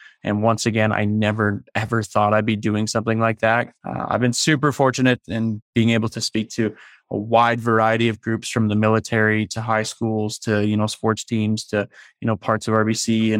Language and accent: English; Leduc, Alberta, Canada; now in Calgary, Canada; I moved here, a year and a half ago from Leduc, Alberta, which is just outside Edmonton. So I'm now here with my girlfriend. My family's still back home in Leduc